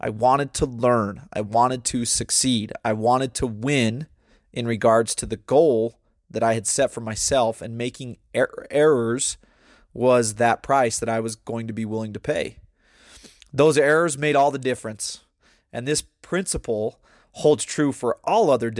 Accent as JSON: {"language": "English", "country": "United States", "also_born_or_lived": "Brazil", "said": "when I tell them America"}